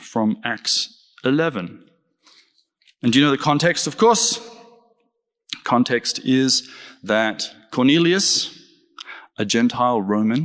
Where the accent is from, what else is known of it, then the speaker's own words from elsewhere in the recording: Australia; I'm Australian